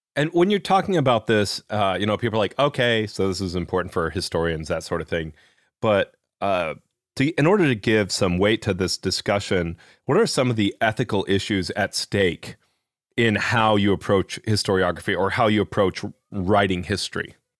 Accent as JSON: {"language": "English", "region": "Midwest", "country": "United States", "tie": "born or raised there", "accent": "Midwest", "said": "I grew up mostly in the Midwest, so I have a Midwest accent"}